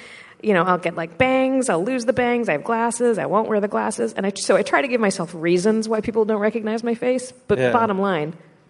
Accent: United States; I'm American.

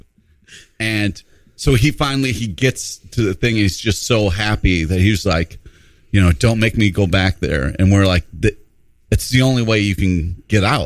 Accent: Rochester, New York, United States; When I was a little kid, I grew up in Rochester, New York.

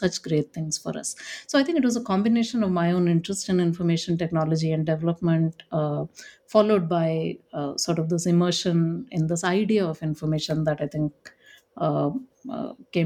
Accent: Delhi, India; now in Bangalore, India; I was born in Delhi in India

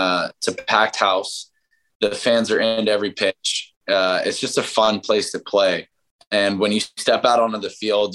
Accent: San Diego, California, United States; moved away; I grew up in San Diego

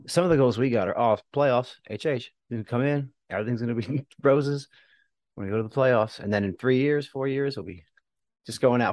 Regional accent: United States; now in Houston, United States; I'm from very close

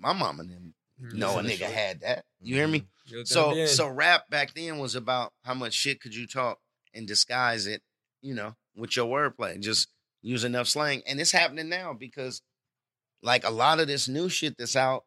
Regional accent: Oakland, California, United States; I come from Oakland.

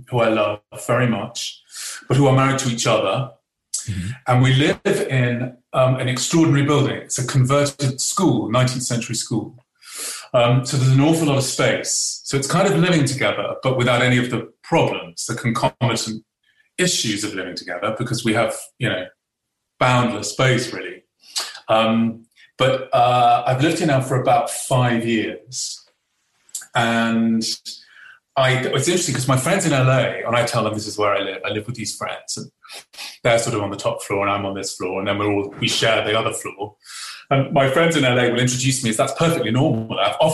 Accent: England, United Kingdom; as an Englishman

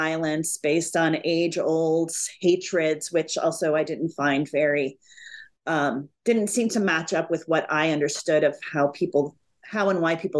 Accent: Dallas, Texas, United States; I grew up in mostly near Dallas, Texas, from the age of 3 until 18

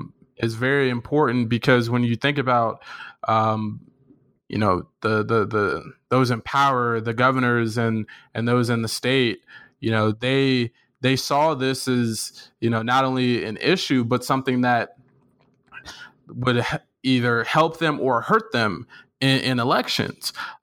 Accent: Florida, United States; also born or lived in Palm Beach; I grew up in Orange County. And so, you know, I'm in the Winter Park area.

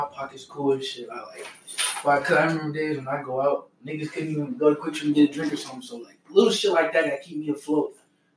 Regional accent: Overland Park, Kansas, United States; I grew up in Overland Park

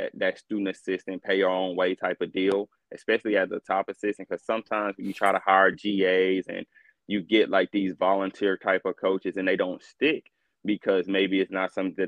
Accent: North Little Rock, Arkansas, United States; moved away as an adult; now in Maryland, United States; I'm from Arkansas, only lived in Arkansas my whole life

